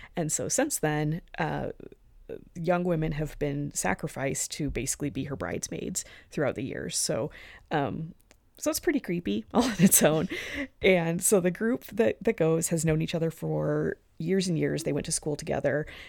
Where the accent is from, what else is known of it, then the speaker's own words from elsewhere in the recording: Arizona, United States; moved away; I'm from Arizona.